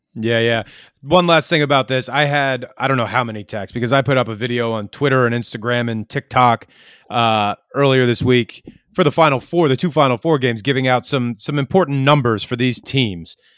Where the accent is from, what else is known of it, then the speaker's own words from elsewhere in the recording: New York, United States; I grew up in New York